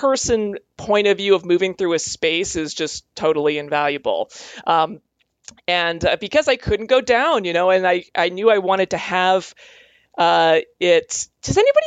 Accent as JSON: {"language": "English", "town": "Calgary", "region": "Alberta", "country": "Canada", "tie": "born or raised there", "said": "I grew up in Calgary, Alberta."}